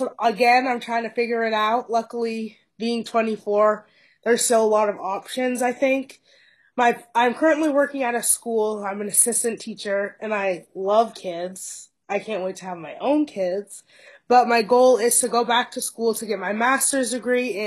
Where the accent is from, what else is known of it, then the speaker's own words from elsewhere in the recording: St. Albans, Vermont, United States; moved away as an adult; now in Boston, United States; I'm from Vermont, St. Albans, so like an hour from Canada.